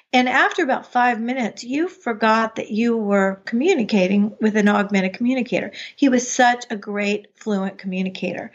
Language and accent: English; United States; moved away as an adult; also born or lived in Chapel Hill, North Carolina; I grew up outside of Washington, D C